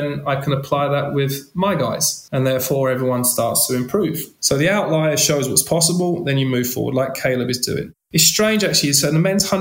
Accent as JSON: {"language": "English", "region": "London", "country": "United Kingdom", "also_born_or_lived": "France", "moved": "yes", "said": "I'm a guy from East London"}